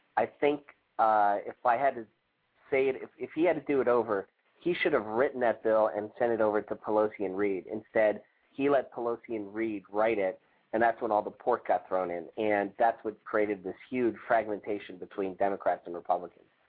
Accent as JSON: {"language": "English", "region": "New York", "country": "United States", "said": "as a New Yorker"}